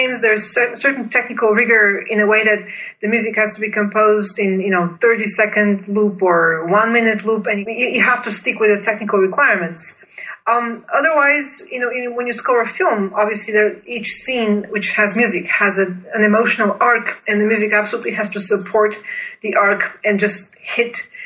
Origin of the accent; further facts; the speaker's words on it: Bulgaria; moved away as an adult; I was born and raised in Bulgaria, then went to Duke University on a full scholarship as a master's student in composition.